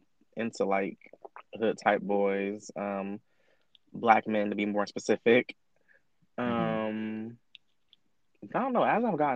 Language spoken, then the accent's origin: English; Columbus, Ohio, United States; I'm from Columbus, Ohio. Born and raised? All day, baby. 614.